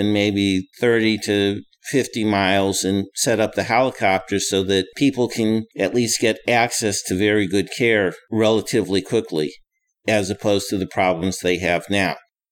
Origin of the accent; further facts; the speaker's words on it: St. Louis, Missouri, United States; I'm originally from Missouri. I grew up in the St. Louis area.